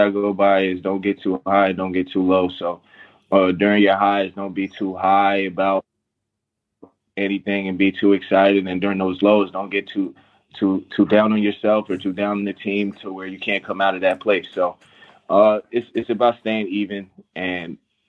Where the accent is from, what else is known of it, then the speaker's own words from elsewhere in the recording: Sleepy Hollow / Mount Vernon, New York, United States; moved away; I grew up there, and I grew up in Mount Vernon, New York. And so I split my time between both places